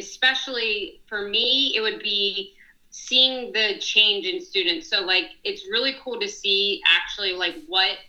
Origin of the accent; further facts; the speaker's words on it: Plymouth Meeting, Pennsylvania, United States; I grew up in Plymouth Meeting